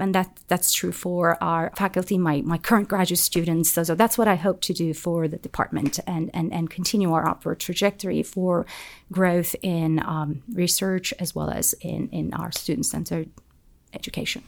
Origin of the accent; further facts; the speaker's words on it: Turkey; moved away as an adult; now in Auburn, United States; I'm, I'm from Turkey, so the system in Turkey at my time was quite different